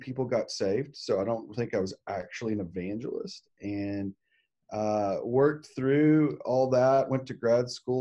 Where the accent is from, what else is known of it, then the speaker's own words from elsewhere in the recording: Arkansas, United States; I'm from Arkansas